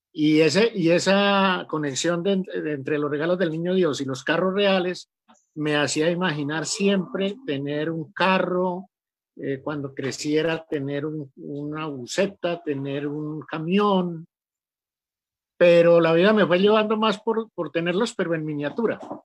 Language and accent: Spanish; Rionegro, Santander, Colombia; moved away as an adult; now in Antioquia, Colombia; soy santanderiano, de Río Negro, Santander, un pueblito que queda a 20 minutos de Bucaramanga, yendo hacia la costa viví toda la vida en el campo, mi, hasta los 14 años